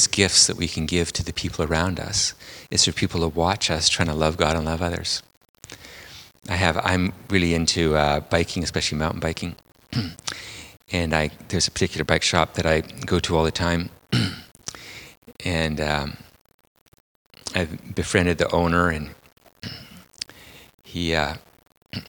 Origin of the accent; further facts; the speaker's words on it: Port Alberni, British Columbia, Canada; I'm from Port Alberni on Vancouver Island